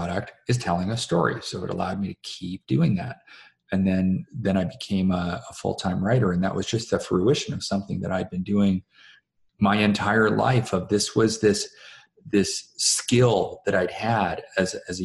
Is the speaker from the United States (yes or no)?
no; Canada; me being a Canadian